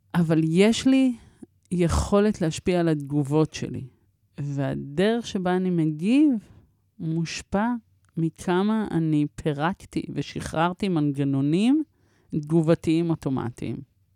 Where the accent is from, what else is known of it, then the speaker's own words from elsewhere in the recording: Israel; also born or lived in Paris, France / Morocco (ancestry); הייתי בת שנה ועשרה חודשים כשהגענו לארץ